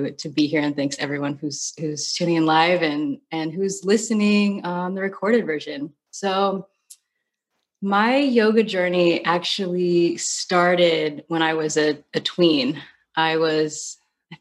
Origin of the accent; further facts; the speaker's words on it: California, United States; moved away as an adult; also born or lived in New York; I'm from California. I went to school in California, and I ended up moving to New York